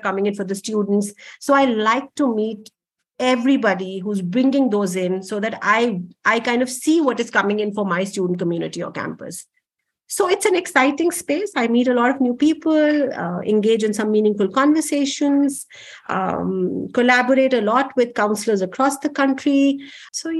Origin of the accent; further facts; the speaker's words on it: Delhi, India; I'm a typically born and brought up in Delhi